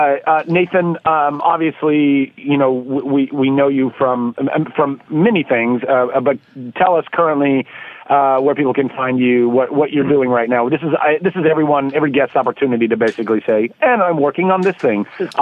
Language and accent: English; Brampton, Ontario, Canada; now in Vancouver, Canada; Originally from Brampton, which is not something I'm very proud of, and then transplanted to the West Coast. I'm a Vancouver boy.